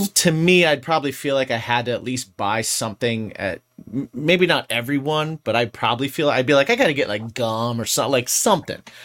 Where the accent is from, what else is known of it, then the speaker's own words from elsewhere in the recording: Indiana, United States; moved away; where I grew up in Indiana, we had Sam's Club and we also had Kroger.